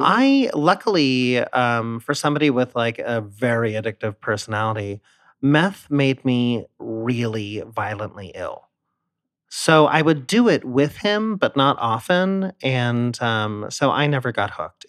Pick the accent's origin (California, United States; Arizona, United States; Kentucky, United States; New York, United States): California, United States; San Diego; moved away as an adult; also born or lived in Philadelphia; I grew up in San Diego, and the minute I turned eighteen, I moved to Philadelphia for school